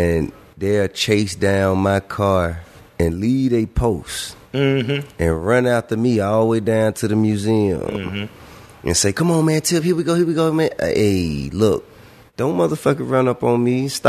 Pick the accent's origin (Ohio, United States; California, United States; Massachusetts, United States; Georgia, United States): Georgia, United States; Atlanta; I'm from Bankhead